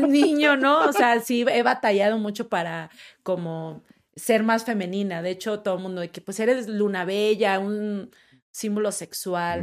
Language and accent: Spanish; Monterrey, Nuevo León, Mexico; moved away as an adult; now in Mexico City, Mexico; nunca había viajado a otra ciudad, yo nada más en Monterrey